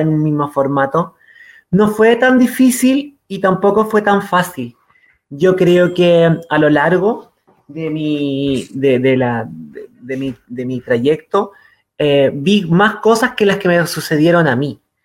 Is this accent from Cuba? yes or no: no; Quilpué, Valparaíso, Chile; also born or lived in Viña del Mar / San Felipe / Catemu; nos fuimos a vivir a una zona dentro de Viña del Mar, porque yo soy Viña del Mar, a un un lugar más rural dentro, dentro de Viña del Mar, que era Quilpué